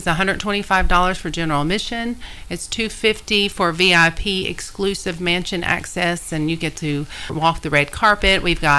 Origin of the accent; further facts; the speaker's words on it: the South, United States; I'm from the South, so it's gala.